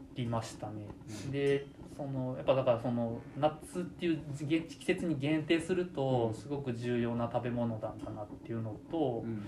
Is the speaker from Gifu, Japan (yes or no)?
yes; Gifu, Japan; also born or lived in Iwate; もともと私も岐阜県の出身で高校卒業した後に岩手大学に進学して農学部にいました